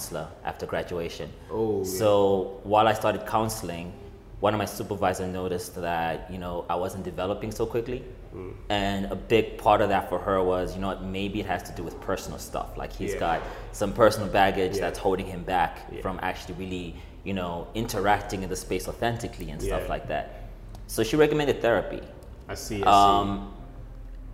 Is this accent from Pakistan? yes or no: no; Malawi; It was like the spaces that I grew up in. Because I'm from Malawi